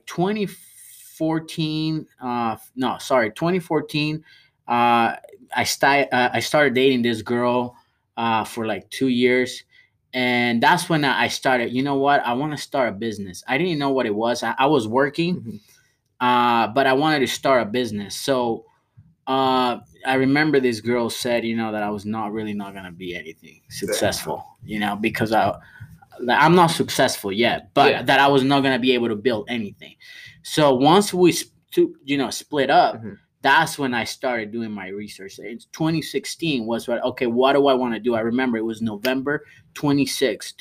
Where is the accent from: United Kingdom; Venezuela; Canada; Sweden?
Venezuela; now in United States; I'm from Venezuela